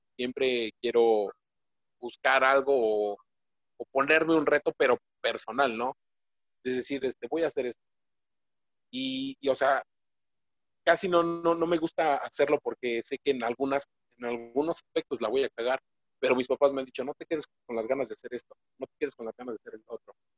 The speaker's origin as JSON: {"language": "Spanish", "country": "Mexico", "said": "nosotros, como mexicanos"}